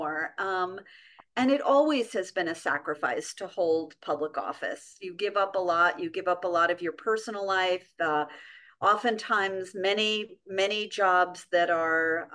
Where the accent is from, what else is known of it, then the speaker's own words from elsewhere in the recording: New York City, New York, United States; I grew up in New York City